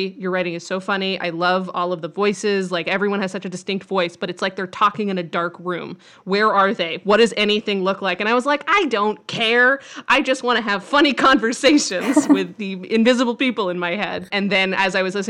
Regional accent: Grand Junction, Colorado, United States; I grew up in Grand Junction, Colorado, which is a place that you've never heard

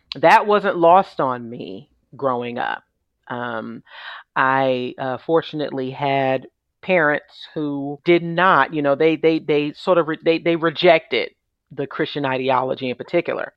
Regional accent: New York City, New York, United States; I'm originally from New York City, born and raised

